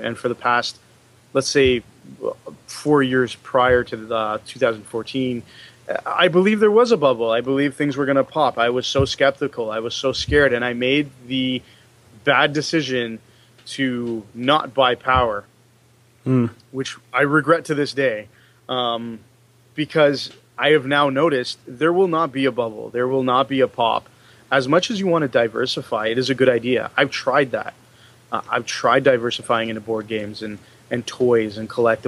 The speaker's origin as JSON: {"language": "English", "country": "Canada", "said": "So as Canadians"}